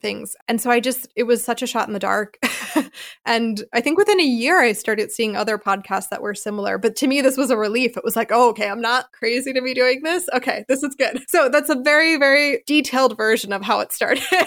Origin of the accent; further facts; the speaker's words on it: Philadelphia, Pennsylvania, United States; moved away as an adult; also born or lived in Charleston, South Carolina / Chicago, Illinois; now in Freiburg, Germany; I grew up in Philadelphia in the Northeast